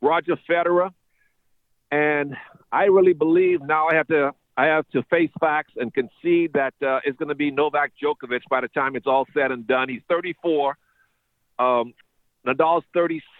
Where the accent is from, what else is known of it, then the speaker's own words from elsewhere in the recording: Bahamas; moved away; growing up in the Bahamas